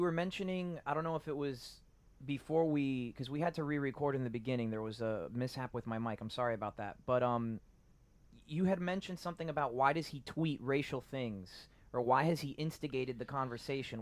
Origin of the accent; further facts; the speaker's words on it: Miami, Florida, United States; my parents are Cuban. I was born in Miami